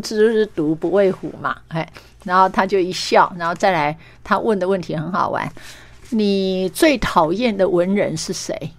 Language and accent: Chinese; Meishan, Chiayi County, Taiwan; moved away as an adult; also born or lived in Taipei; 我是来自于乡下。啊，我们嘉义眉山那么样乡野的地方，然后到台北念书